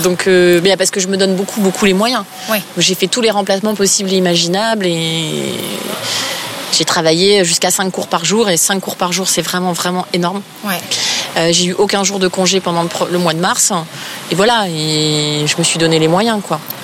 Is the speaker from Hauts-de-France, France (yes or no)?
no; Épinal, Grand Est, France; moved away as an adult; also born or lived in Nancy; now in Paris, France; je viens de pas tout à fait de Nancy, mais d'Épinal